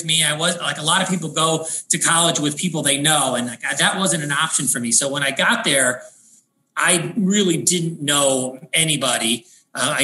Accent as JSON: {"language": "English", "town": "Chicago Heights", "region": "Illinois", "country": "United States", "tie": "born or raised there", "also_born_or_lived": "Matteson, Illinois", "said": "I was born in Chicago Heights, Illinois"}